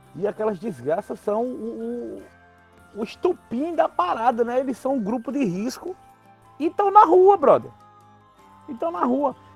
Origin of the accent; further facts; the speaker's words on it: João Pessoa, Paraíba, Brazil; Eu sou de João Pessoa